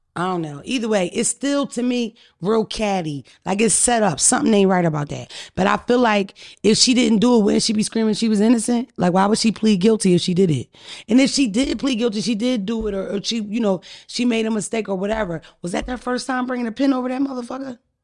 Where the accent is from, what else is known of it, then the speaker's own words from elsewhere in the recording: Philadelphia, Pennsylvania, United States; I'm from Philadelphia area